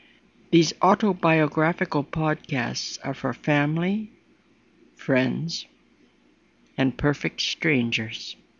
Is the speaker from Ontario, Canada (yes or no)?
yes; Chatham, Ontario, Canada; moved away as an adult; also born or lived in Atikameg, Alberta / Detroit, Michigan / New York City; I was born in Chatham, Ontario, Canada, in 1937. My mother, an American, was a housewife.